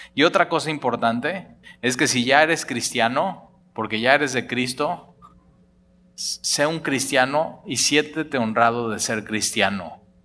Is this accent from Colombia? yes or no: no; Mexico; los que somos de México nos llamamos mexicanos